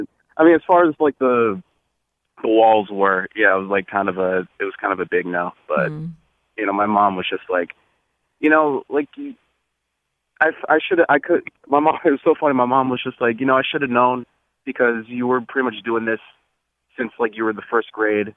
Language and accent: English; Bloomfield, Connecticut, United States; So I grew up in Bloomfield, Connecticut.